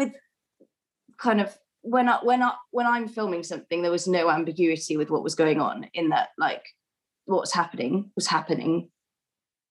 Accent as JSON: {"language": "English", "region": "Wales", "country": "United Kingdom", "said": "Rose just heard me speaking Welsh on the phone to my sister"}